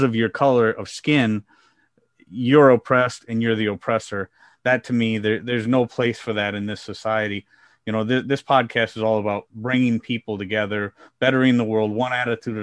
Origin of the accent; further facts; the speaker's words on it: Midwest, United States; I grew up in the Midwest in the United States